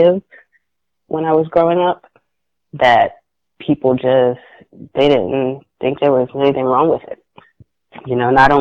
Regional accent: the South, United States; I grew up in the South

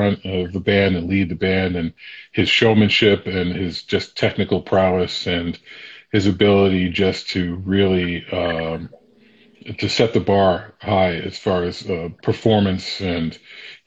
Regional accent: Sharon, Massachusetts, United States; also born or lived in Boston, Massachusetts; I grew up in Sharon, Massachusetts.

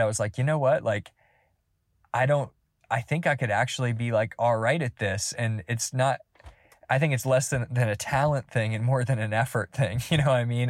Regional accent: Georgia, United States; I'm from Georgia

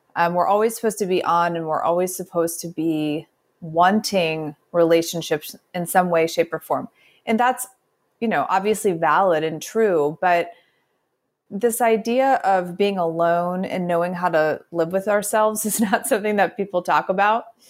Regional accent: Midwest, United States; also born or lived in the South; grew up in the Midwest

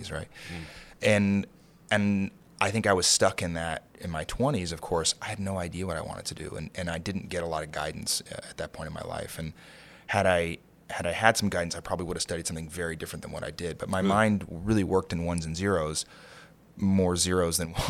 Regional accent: Kentucky, United States; moved away as an adult; also born or lived in San Francisco / Aspen / Santa Fe / Martha's Vineyard; now in New York, United States; I grew up in Kentucky, you know, definitely a blue-collar family

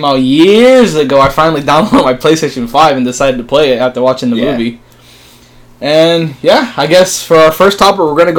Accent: Hialeah / Kendall, Florida, United States; now in Bradenton, United States; Yeah, so I'm from Hialeah, Florida. Then I grew up in Kendall for probably about like 6 years, and I moved to good old B-Town

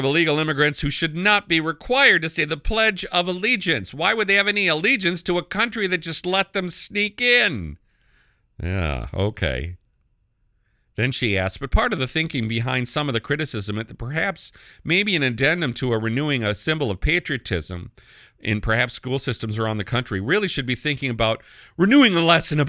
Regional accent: Canada; now in United States; I'm from Canada. I did become a naturalized American, but I'm a Canadian in my mindset.

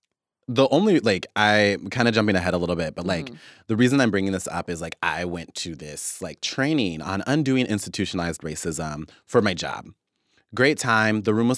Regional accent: Wichita, Kansas, United States; also born or lived in Oklahoma; when I grew up in Wichita or, like, when I was in Oklahoma, I knew what places I didn't get to have access

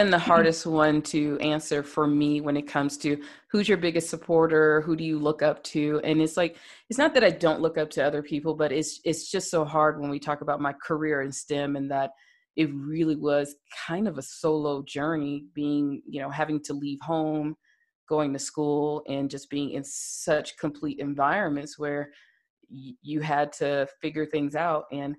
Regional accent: the South, United States; especially being a Black woman growing up in the South, and you grow up with the stigma, you have to go to college

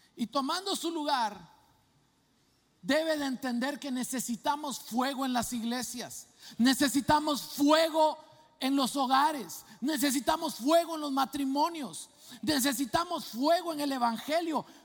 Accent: Guatemala; moved away; eso me pasaba a mí en mi país, en Guatemala

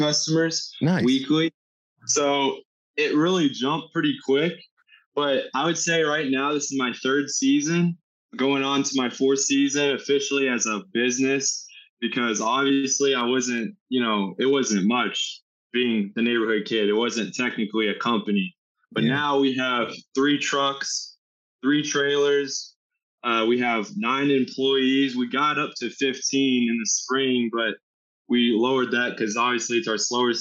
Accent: Indianapolis, Indiana, United States; I'm from Indianapolis, Indiana

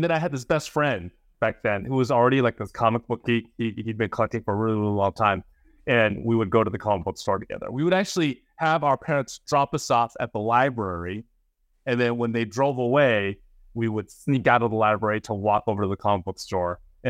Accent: San Jose, California, United States; also born or lived in Fremont; I was born in Fremont, which is about half an hour away from San Francisco. And then I spent most of my childhood in the suburbs of San Jose, went up to Berkeley for college.

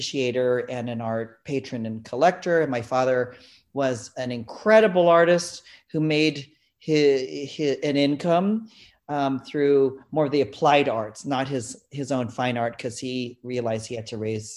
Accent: South Bay, Northern California, United States; moved away as an adult; also born or lived in San Francisco / New York City / London; I lived in the South Bay in Northern California

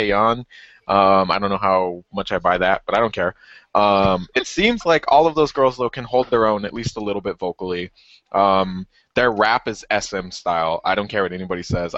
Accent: United States; I love being an American, I'm very proud of being an American

